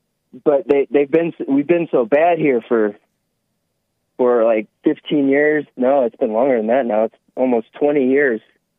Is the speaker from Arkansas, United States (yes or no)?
no; Wisconsin, United States; now in Boulder, United States; I'm from Wisconsin, so that's why you hear that accent.